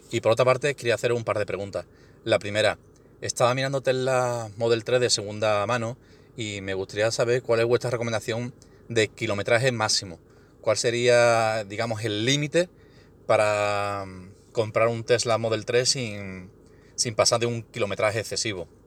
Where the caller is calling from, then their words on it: Seville, Andalusia, Spain; de Sevilla.